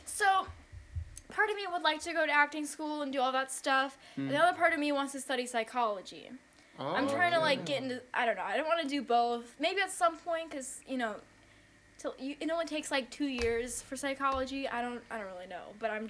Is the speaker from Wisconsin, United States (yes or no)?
yes; Wisconsin, United States; So I grew up in Wisconsin.